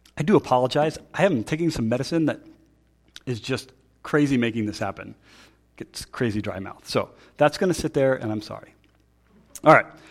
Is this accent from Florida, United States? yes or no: no; Pennsylvania, United States; I'm from Pennsylvania